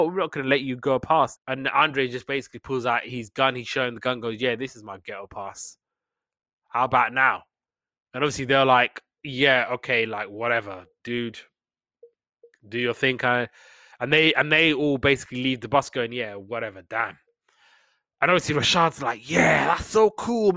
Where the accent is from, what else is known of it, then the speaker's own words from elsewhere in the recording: United Kingdom; we're British